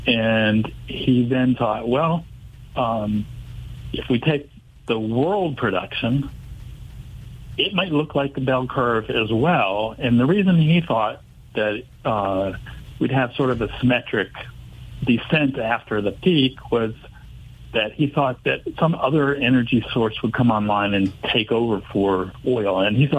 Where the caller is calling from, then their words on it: Carrboro, North Carolina, United States; also born or lived in Massachusetts; I'm in Carrboro, North Carolina.